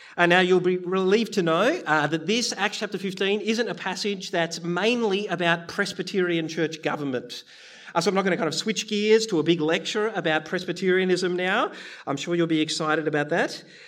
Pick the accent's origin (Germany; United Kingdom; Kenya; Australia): Australia; Bendigo, Victoria; I grew up in Bendigo